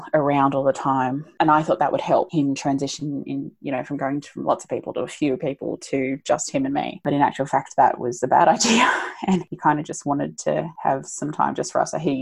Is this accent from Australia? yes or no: yes; Australia; we're Australian